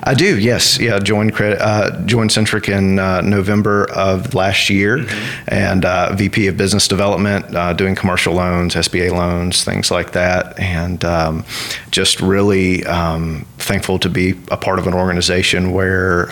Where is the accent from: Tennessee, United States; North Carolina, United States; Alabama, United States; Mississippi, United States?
North Carolina, United States; Western; also born or lived in Washington, D.C.; now in Ruston, United States; I'm originally from Western North Carolina